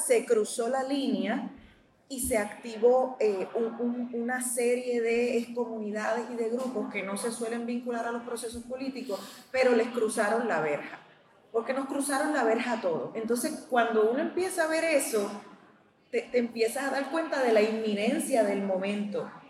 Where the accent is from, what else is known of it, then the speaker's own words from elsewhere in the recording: Puerto Rico; nosotros como puertorriqueños